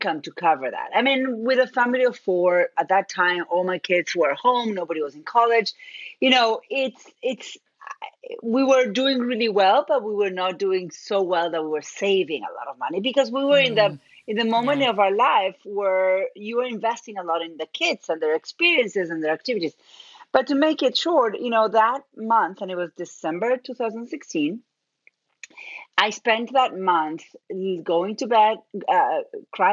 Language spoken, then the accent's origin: English; Argentina; accent: Argentine; moved away; I'm originally from Argentina. That's where my accent is from